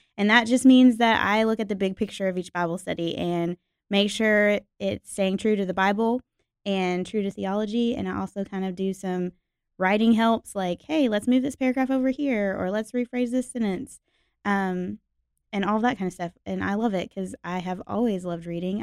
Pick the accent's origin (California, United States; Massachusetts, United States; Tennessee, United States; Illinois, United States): Tennessee, United States; Nashville; was born and raised in Nashville, Tennessee, Music City